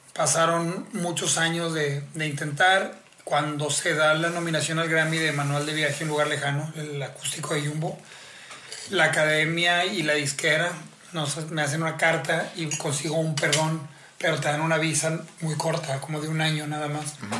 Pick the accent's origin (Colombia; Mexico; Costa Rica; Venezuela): Mexico; como mexicano